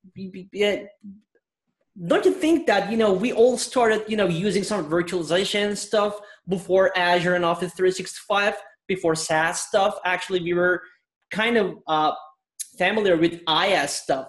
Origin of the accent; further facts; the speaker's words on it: Istanbul, Turkey; now in London, United Kingdom; I'm originally from Istanbul, Turkey, and I'm based in London.